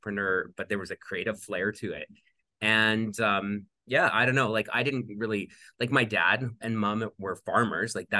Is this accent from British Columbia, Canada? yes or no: no; Wadena, Saskatchewan, Canada; moved away as an adult; now in Calgary, Canada; I grew up on a small farm outside of a small town in the middle of Saskatchewan, Wadena, Saskatchewan.